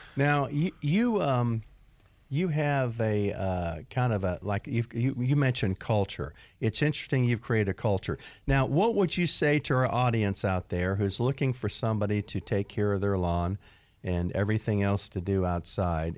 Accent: Florida, United States; moved away; I grew up in Florida, and you know how hot it is down in Florida, down there, and the grass grows most all year long

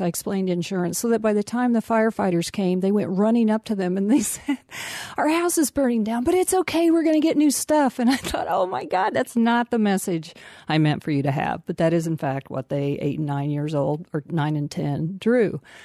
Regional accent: Tornado Alley, United States; now in Marlborough, United States; I grew up in Tornado Alley.

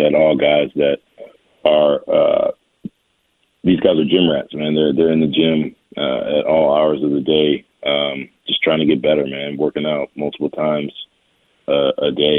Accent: Richmond, Virginia, United States; growing up in Richmond

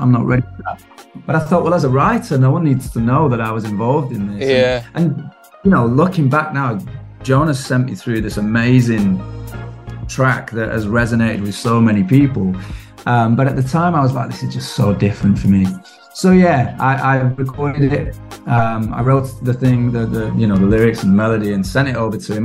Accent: Manchester, North West England, United Kingdom; I grew up in Manchester, which is, you know, yeah. um, big industrial revolution kind of place

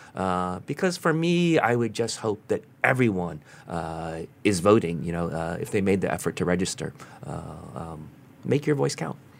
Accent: United States; as an American

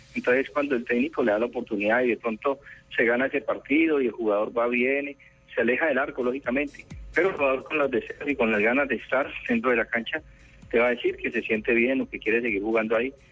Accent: Colombia; nosotros como colombianos

